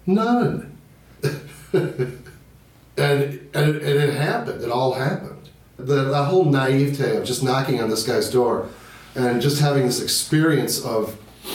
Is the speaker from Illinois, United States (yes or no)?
yes; Libertyville, Illinois, United States; I am originally from Libertyville, Illinois, which is 40 miles northwest of Chicago